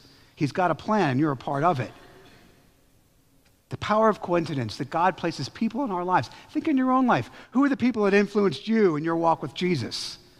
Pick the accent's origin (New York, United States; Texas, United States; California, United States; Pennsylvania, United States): Pennsylvania, United States; My wife lives in Haverford, and I was from Chester County.